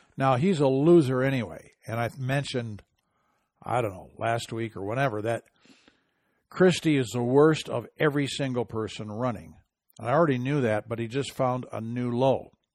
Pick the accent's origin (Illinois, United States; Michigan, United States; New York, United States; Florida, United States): Michigan, United States; my home state of Michigan